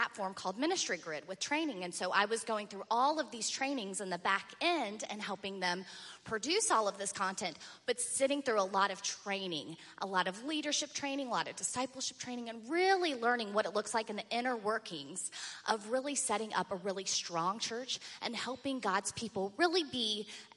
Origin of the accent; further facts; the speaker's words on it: Virginia Beach, Virginia, United States; I was born and raised in Virginia Beach, Virginia